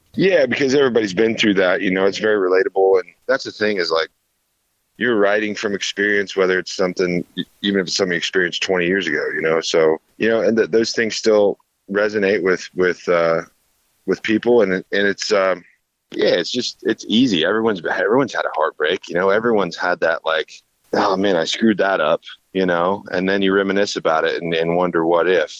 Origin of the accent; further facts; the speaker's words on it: Kansas, United States; representing Kansas tourism, uh, my home state